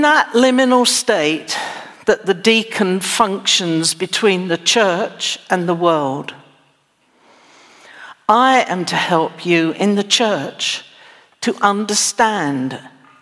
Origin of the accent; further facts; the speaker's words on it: England, United Kingdom; also born or lived in United States; now in Texas, United States; I'm not a native Texan, but I was born in England